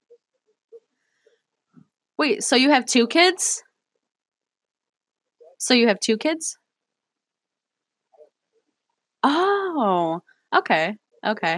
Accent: Cleveland, Ohio, United States; I grew up in Cleveland, probably not the safest place to grow up

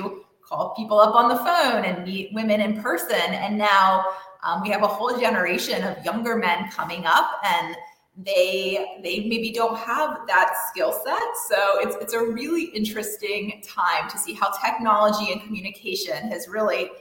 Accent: Columbia, South Carolina, United States; also born or lived in Indiana / Boston, Massachusetts; I was born and raised. I'm from Columbia, South Carolina

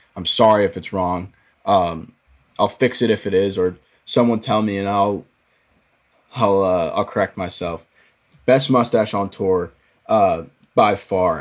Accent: Dallas, Texas, United States; Dallas area, my hometown

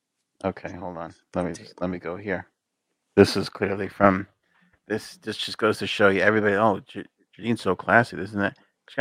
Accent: New York, United States; My God, you from New York too? We're from New York.

